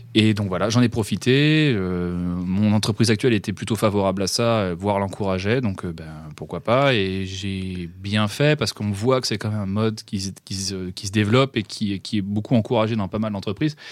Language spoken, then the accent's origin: French; Rennes, Brittany, France; je suis un pur produit de Bretagne et je suis un pur produit de Rennes. J'ai fait euh, toute ma scolarité depuis euh, la maternelle